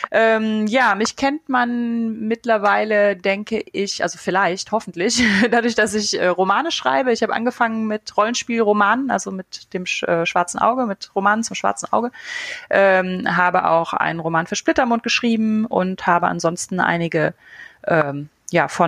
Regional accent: Eifel, Germany; Also ich bin in der Eifel aufgewachsen, nicht so ganz tief in der Eifel, aber genug, um äh, quasi keinen Kontakt zur zivilisierten Welt zu haben.

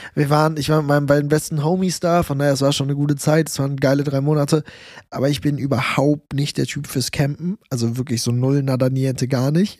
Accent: Germany; das war bei in Deutschland, bei mir in meinem Hometown.

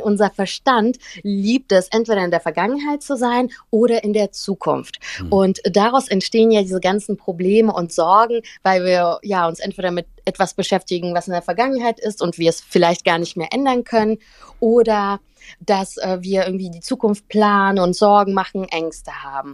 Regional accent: Cologne, North Rhine-Westphalia, Germany; also born or lived in St. Petersburg, Russia; bin in Köln aufgewachsen

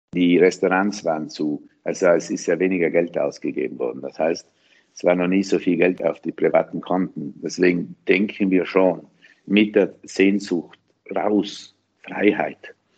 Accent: South Tyrol, Trentino-Alto Adige, Italy; als Südtiroler Unternehmerinnen im Tourismus, in der Hotellerie

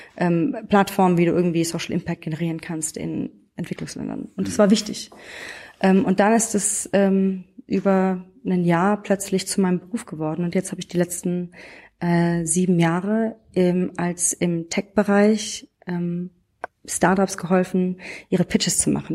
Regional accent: Frankfurt am Main, Hesse, Germany; Ich bin aus Frankfurt am Main, aus der, nicht aus dem Umland von Frankfurt, sondern aus der Stadtmitte tatsächlich. Bin in so einem äh, Techie-Haushalt groß geworden

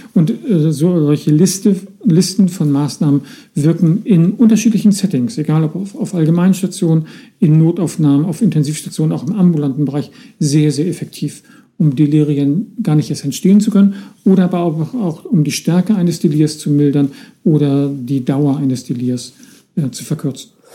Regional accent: Northern Germany, Germany; bei uns im Norden tüdelig

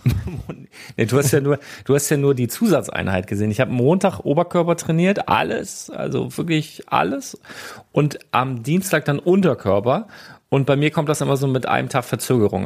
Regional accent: Northern Germany, Germany; ich bin Küstenkind hier, ne, ich bin Norddeutscher

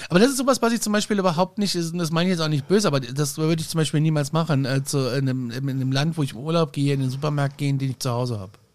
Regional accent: Gudensberg, Hesse, Germany; ich bin ja in, in Nordhessen groß geworden, in einer ja. Kleinstadt namens Gudensberg

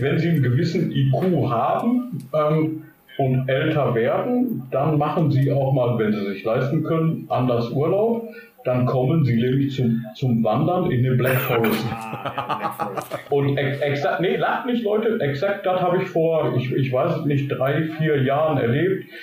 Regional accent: Germany; wo ich herkomme. Und ich sagte dann, good old Germany

